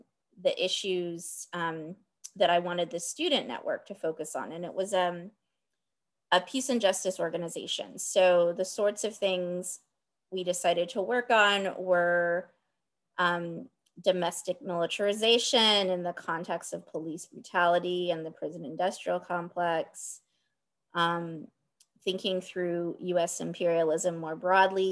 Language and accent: English; Dallas, Texas, United States; I was born and raised in Dallas, Texas